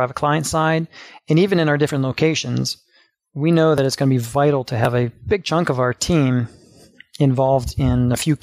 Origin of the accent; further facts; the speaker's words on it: Ohio, United States; Growing up in the Midwest